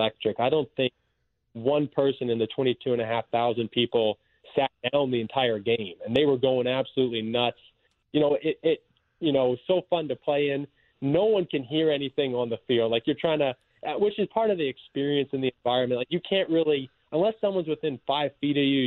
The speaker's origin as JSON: {"language": "English", "town": "LaSalle", "region": "Manitoba", "country": "Canada", "tie": "born or raised there", "also_born_or_lived": "Springfield, Missouri", "moved": "as an adult", "lives_now": "St. Louis, United States", "said": "Small town, yeah, LaSalle, Manitoba, Canada"}